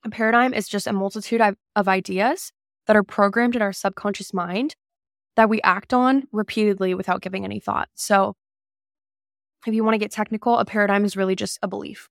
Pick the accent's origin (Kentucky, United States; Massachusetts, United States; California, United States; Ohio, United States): California, United States; Calabasas; I grew up in Calabasas